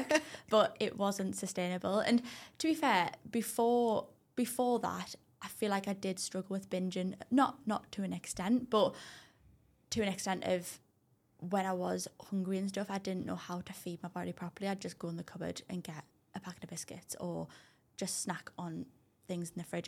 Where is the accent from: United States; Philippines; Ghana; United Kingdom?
United Kingdom; Durham, North East England; I'm actually from Durham